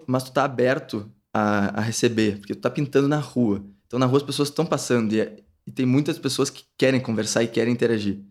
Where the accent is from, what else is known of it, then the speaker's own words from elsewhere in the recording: Pelotas, Rio Grande do Sul, Brazil; moved away as an adult; now in São Paulo, Brazil; eu sou de Pelotas, Rio Grande do Sul